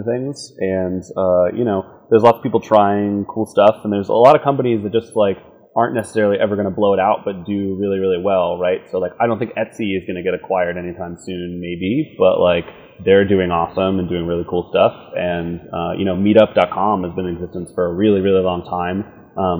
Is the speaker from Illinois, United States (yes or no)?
no; Pittsburgh, Pennsylvania, United States; moved away as an adult; also born or lived in Los Angeles / San Francisco; now in New York, United States; I grew up in a town called Pittsburgh, Pennsylvania